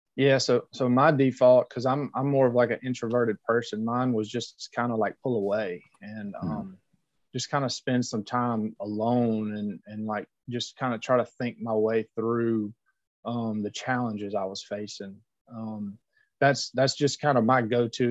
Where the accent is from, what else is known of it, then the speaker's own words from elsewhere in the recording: Louisiana, United States; being a louisiana boy that was my home state school